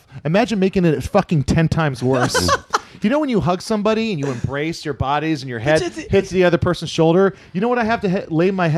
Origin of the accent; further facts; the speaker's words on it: Hawaii, United States; I grew up in Hawaii